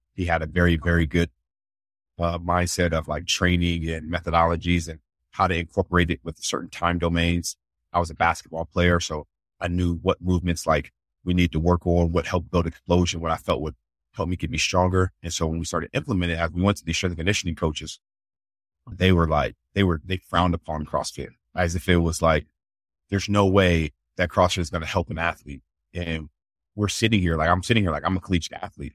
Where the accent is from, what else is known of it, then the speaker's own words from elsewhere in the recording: Columbus, Ohio, United States; moved away as an adult; also born or lived in Tennessee / Chicago; born and raised in Columbus, Ohio